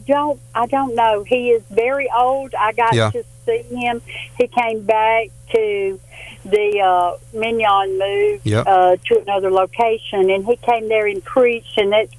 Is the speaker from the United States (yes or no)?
yes; Sylacauga, Alabama, United States; now in Pell City, United States; I was just a young girl growing up in Sylacauga. And we were very poor.